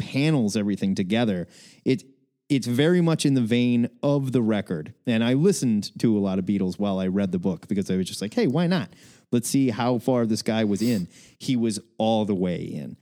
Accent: Omaha, Nebraska, United States; also born or lived in Waco, Texas; When I was a very young lad, I moved back from Waco, Texas to Omaha, Nebraska, and I moved into my grandfather's home

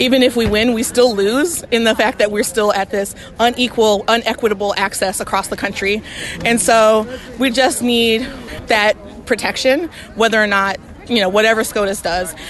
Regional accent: Jackson, Mississippi, United States; also born or lived in Tuscaloosa, Alabama; I'm from Jackson, Mississippi, and Tuscaloosa, Alabama.

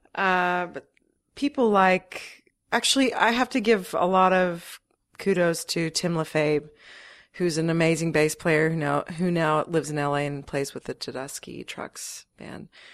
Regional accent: Texas, United States; moved away as an adult; also born or lived in Ohio / Los Angeles / Australia; now in New York, United States; I moved when I was five to Texas, so I consider Texas kind of my, my home

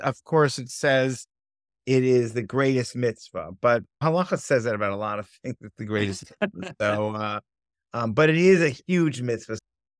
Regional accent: Berkeley, California, United States; we grew up in the Bay Area, like right near Berkeley People's Park in the 1960s. I was born in 64.

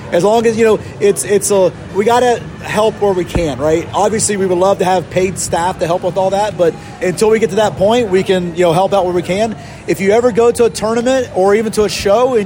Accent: Columbus, Ohio, United States; moved away; I was from Columbus, Ohio.

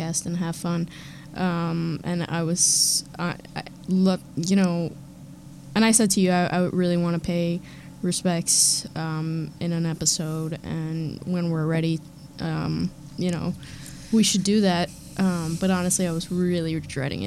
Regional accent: New York, United States; I'm from New York

